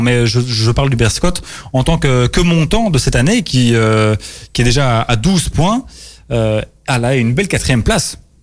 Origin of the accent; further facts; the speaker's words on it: Belgium; chez nous, en Belgique